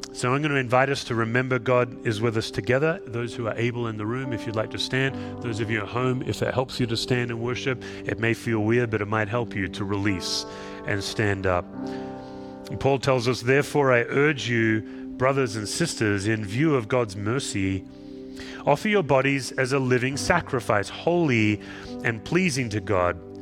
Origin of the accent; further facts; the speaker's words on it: Australia; moved away; I'm an Aussie